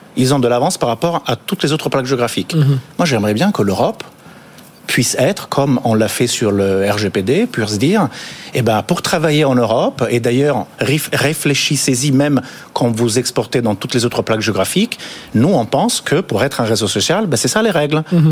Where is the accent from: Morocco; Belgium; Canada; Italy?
Italy; now in France; moi je suis italien